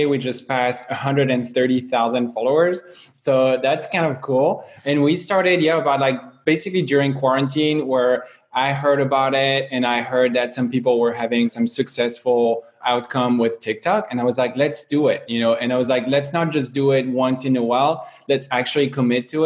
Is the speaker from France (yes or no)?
yes; Paris, Île-de-France, France; moved away as an adult; now in San Francisco, United States; I'm from France, I'm from Paris originally.